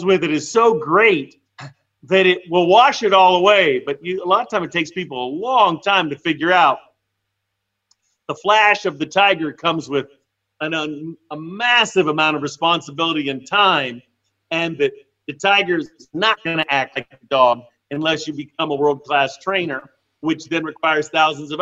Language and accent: English; Arizona, United States; moved away; also born or lived in California; I grew up in Arizona on the Mexico border